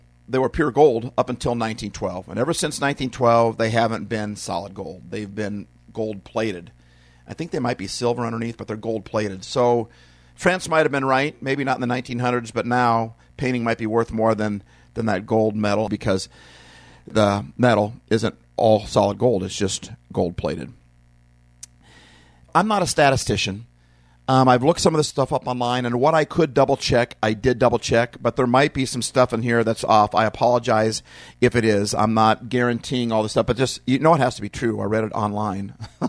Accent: United States; And I'm from America

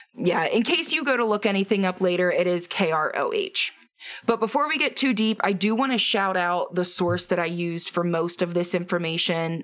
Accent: Halifax, Pennsylvania, United States; moved away; I know that you know my hometown

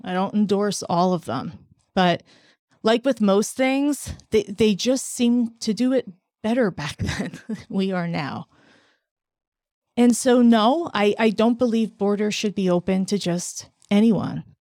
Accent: United States

